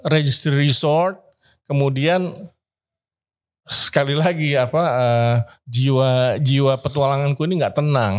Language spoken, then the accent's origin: Indonesian; Indonesia; saya dari Indonesia